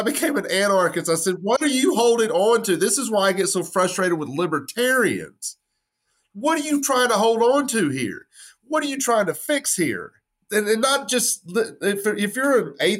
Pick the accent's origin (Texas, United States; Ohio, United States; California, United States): Texas, United States; West; I'm from West Texas. I'm not Italian